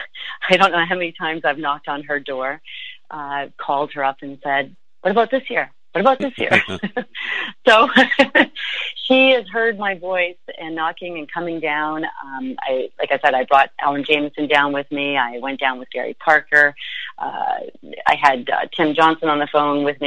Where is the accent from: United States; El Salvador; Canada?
Canada; St. Catharines, Ontario; home is, in the sense of physically home, I was raised in St. Catharines